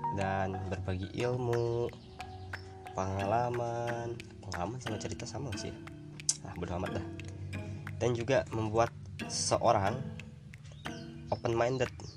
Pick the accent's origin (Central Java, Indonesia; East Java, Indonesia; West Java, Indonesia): West Java, Indonesia; Bandung; gua kebetulan orang Bandung nih, orang Sunda nih ya, suku Sunda nih ya.